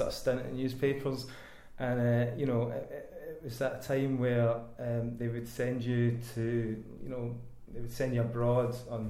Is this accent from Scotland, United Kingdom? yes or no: yes; Inverness, Scotland, United Kingdom; moved away as an adult; now in Glasgow, United Kingdom; Phoned up all the newspapers down here in Glasgow. I was originally from Inverness, so I sort of moved down into the big city.